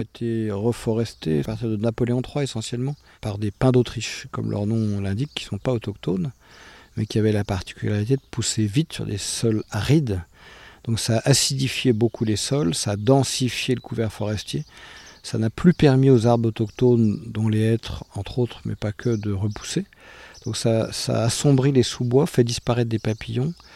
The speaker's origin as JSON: {"language": "French", "town": "Paris", "region": "Île-de-France", "country": "France", "tie": "born or raised there", "moved": "yes", "lives_now": "Miami, United States", "said": "je suis né à Paris, mon père est brésilien, ma mère est de Finlande et, je vis à Miami."}